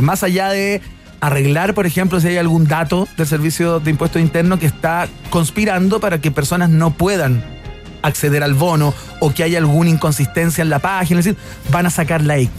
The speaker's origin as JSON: {"language": "Spanish", "country": "Chile", "said": "como chileno"}